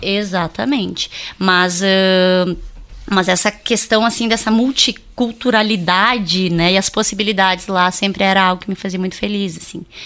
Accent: Três Passos, Rio Grande do Sul, Brazil; moved away as an adult; also born or lived in Bombinhas, Santa Catarina; now in Ijuí, Brazil; no, período da minha adolescência mesmo, lá em Três Passos

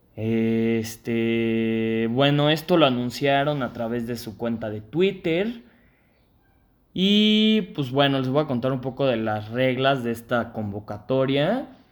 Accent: Mexico; nosotros como mexicanos

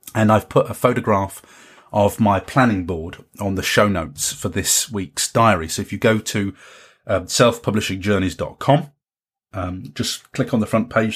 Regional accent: Carlisle, North West England, United Kingdom; in Carlisle, in my hometown

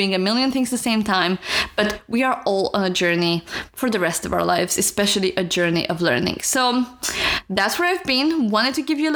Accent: Romania; moved away; I'm from Romania

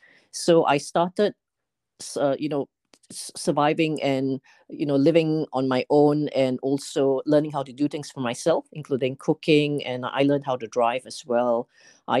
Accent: Malaysia; moved away as an adult; now in United Kingdom; I was born in Malaysia, and I spent about 20 plus years there before coming over to the UK.

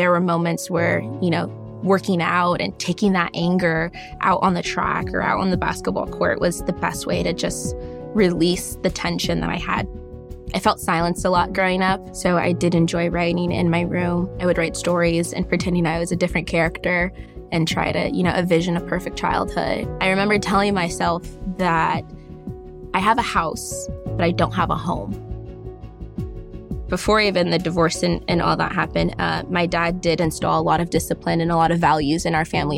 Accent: Bellflower, California, United States; I was born in Bellflower, California.

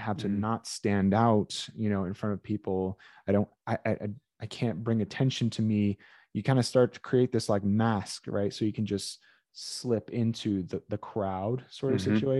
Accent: Brazil; being that we're from Brazil, there was a lot of like taking you and planting you somewhere

